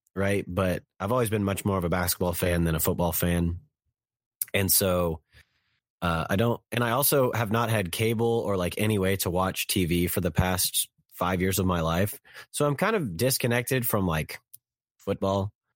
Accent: Kansas City, United States; I'm from Kansas City

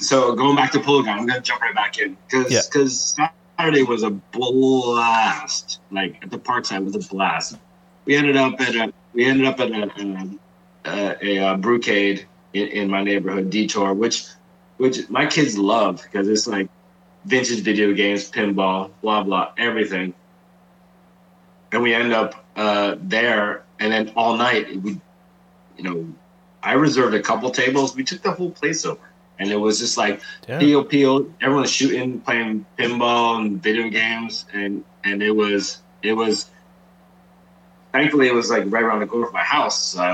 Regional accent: New Jersey, United States; now in San Francisco, United States; I'm from Jersey, but this is my hometown.

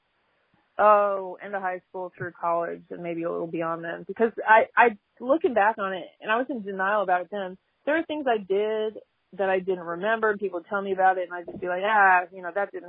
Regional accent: Denver, Colorado, United States; now in Monroe, Louisiana, United States; I'm from Denver originally, so I've been here.

